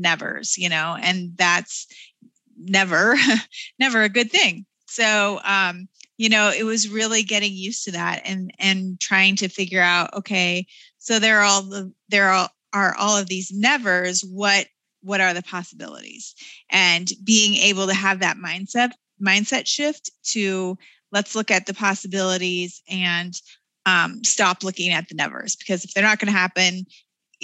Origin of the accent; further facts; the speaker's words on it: Denver, Colorado, United States; in my hometown, my backyard